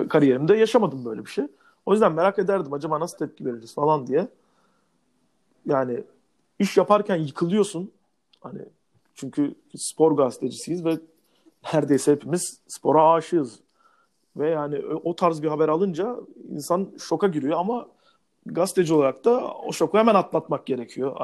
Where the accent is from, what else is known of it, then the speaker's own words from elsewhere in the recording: Turkey; kısa boylu bir Türk olarak